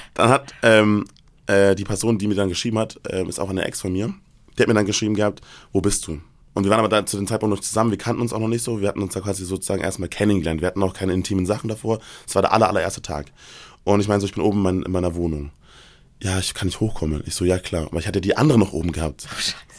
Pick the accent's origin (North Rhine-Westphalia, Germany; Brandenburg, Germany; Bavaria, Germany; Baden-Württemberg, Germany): Bavaria, Germany; Erlangen; moved away; ich bin ja ursprünglich aus Bayern, ich komme ja aus Erlangen